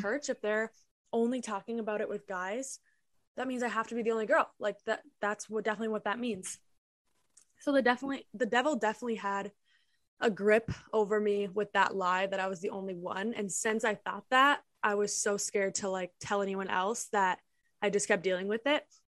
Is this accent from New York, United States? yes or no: no; Minnesota, United States; I'm from Minnesota